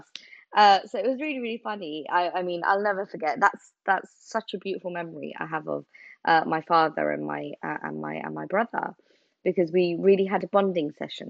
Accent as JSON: {"language": "English", "region": "England", "country": "United Kingdom", "said": "I'm a British Bangladeshi."}